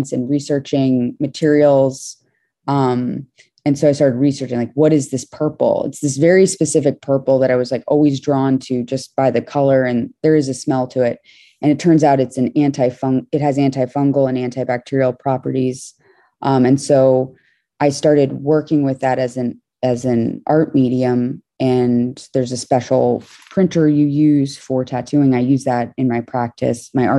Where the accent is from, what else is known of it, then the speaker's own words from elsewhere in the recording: New York City, New York, United States; was born in New York City, sort of around one block south of Canal Street in Tribeca near Chinatown